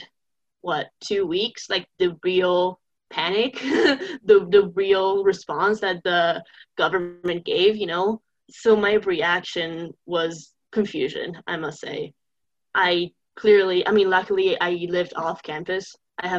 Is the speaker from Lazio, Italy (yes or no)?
no; Turin, Piedmont, Italy; English is a second language; moved away as an adult; now in United States; I'm from Turin. It's okay. In the northwest.